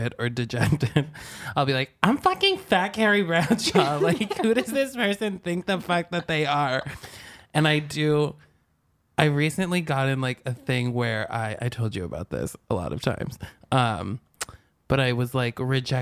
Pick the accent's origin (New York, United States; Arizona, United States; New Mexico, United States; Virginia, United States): New York, United States; outside of Albany; outside of Albany, New York